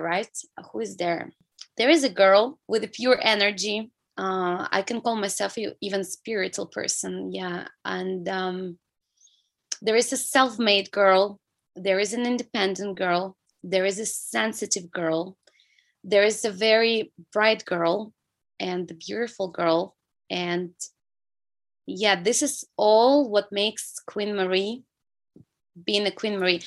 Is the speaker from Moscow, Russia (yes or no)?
no; small city next to Vladivostok, Primorsky Krai, Russia; English is a second language; now in China; I'm from Russia. Yeah, I was born in Far East. It's the region, the city by the sea. So I've been growing by the sea.